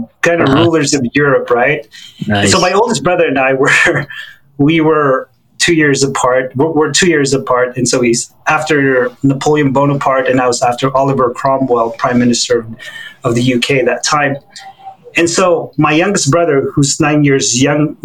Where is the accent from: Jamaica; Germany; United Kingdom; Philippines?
Philippines; moved away as an adult; also born or lived in Hawaii / New York; So I was born and raised in the Philippines to Chinese Filipino families.